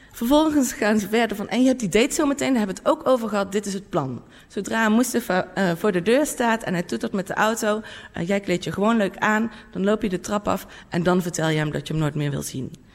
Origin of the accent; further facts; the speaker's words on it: North Brabant, Netherlands; in mijn eigen dorp waar ik vandaan kom in Brabant